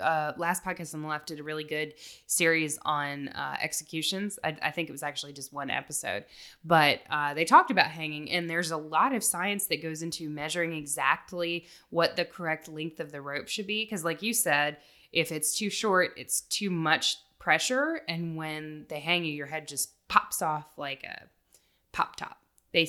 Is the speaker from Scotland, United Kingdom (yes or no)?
yes; Scotland, United Kingdom; I can take it. I'm Scottish. I understand.